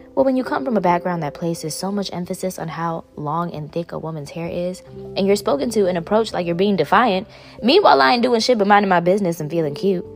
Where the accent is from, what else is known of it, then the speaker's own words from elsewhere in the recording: New York City, New York, United States; I grew up in Bushwick